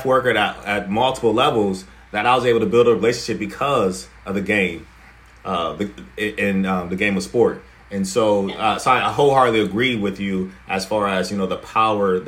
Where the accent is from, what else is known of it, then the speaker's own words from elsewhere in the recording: Warren, Ohio, United States; I'm originally from Warren, Ohio